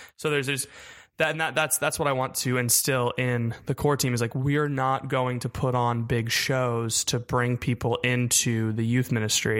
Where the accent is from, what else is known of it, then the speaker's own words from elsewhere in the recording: Melbourne, Florida, United States; moved away as an adult; also born or lived in Houston; I'm from Melbourne, Florida.